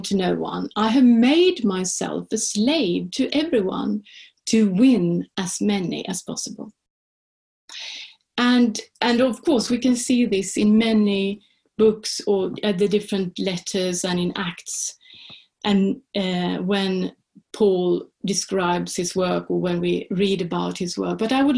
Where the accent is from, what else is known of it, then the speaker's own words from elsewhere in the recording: Sweden; first language Swedish; English is a second language; now in Oxford, United Kingdom; So I'm from Sweden, and therefore I speak Swedish.